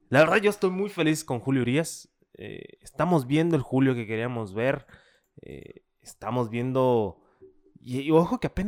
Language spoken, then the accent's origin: Spanish; Mexico